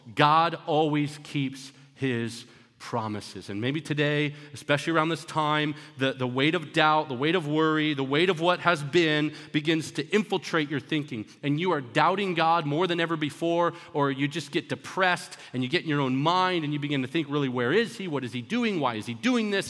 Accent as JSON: {"language": "English", "country": "Canada", "tie": "born or raised there", "also_born_or_lived": "Florida, United States", "moved": "yes", "lives_now": "United States", "said": "I grew up in Canada and I came over to America."}